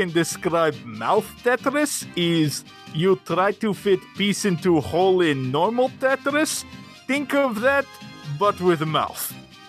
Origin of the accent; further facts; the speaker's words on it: Russia; Listen, friend John, I am from Russia. We know a thing or two about elimination.